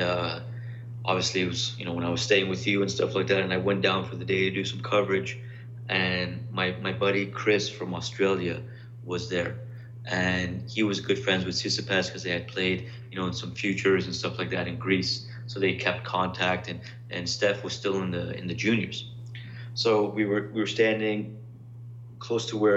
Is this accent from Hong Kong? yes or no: no; Canada; I'm Canadian